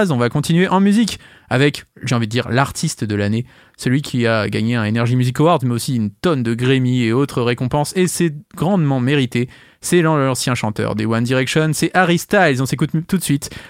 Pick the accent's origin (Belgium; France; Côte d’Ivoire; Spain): France; Maisons-Laffitte, Île-de-France; born there; Je suis né à Maison Lafitte. Bon, je suis pas resté